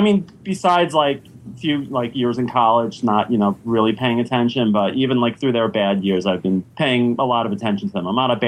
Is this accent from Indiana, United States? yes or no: no; Long Island, New York, United States; growing up on Long Island, and especially I was 6 years old when the Islanders won their first Stanley Cup.